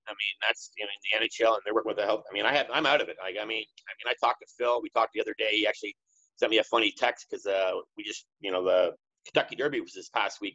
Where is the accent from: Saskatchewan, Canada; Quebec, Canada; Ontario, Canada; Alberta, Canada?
Ontario, Canada; Toronto; I grew up in Toronto. I still live in Toronto